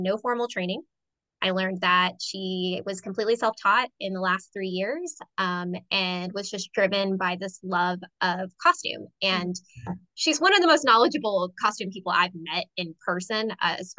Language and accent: English; Sanford, United States; a theater in my hometown